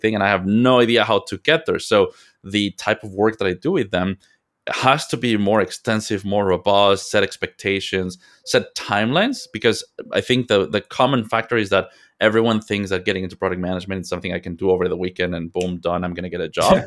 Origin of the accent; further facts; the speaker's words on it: Mexico; moved away as an adult; now in United States; I am from Mexico. I was born and raised in Mexico